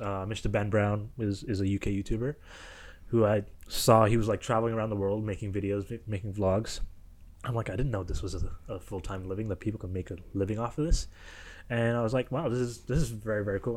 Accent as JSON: {"language": "English", "town": "Kitchener", "region": "Ontario", "country": "Canada", "said": "I was from Kitchener, Waterloo"}